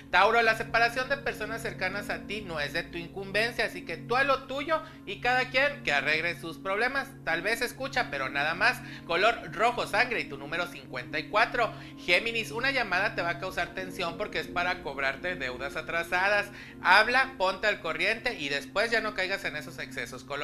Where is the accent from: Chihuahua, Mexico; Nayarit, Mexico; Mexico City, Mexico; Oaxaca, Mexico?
Mexico City, Mexico; de la Ciudad de México.